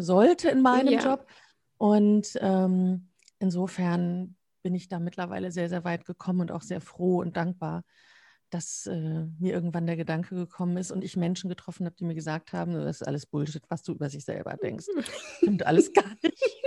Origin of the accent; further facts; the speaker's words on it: Münsterland, North Rhine-Westphalia, Germany; now in Dortmund, Germany; ich wohne in Dortmund, bin gebürtige Münsterländerin